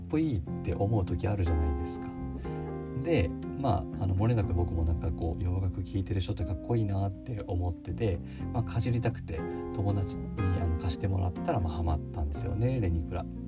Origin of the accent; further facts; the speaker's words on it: Nagano, Japan; 僕の地元でもある長野